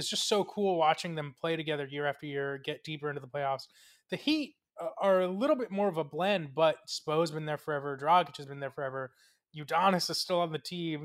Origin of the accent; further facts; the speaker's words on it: Coral Springs, Florida, United States; from the Miami metropolitan area slash Fort Lauderdale slash Coral Springs, Florida